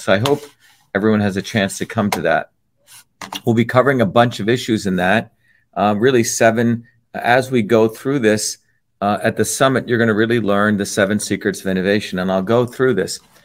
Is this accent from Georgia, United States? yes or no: no; Newark, New Jersey, United States; also born or lived in Cambridge, Massachusetts; as a 14 year old kid growing up in Newark, New Jersey